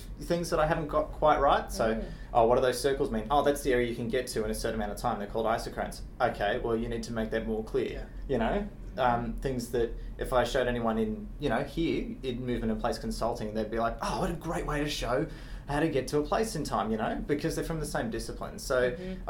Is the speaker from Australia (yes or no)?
yes; Australia; I'm from Australia